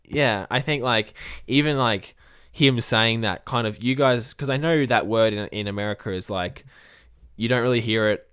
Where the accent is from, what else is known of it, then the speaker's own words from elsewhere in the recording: Australia; as an Australian myself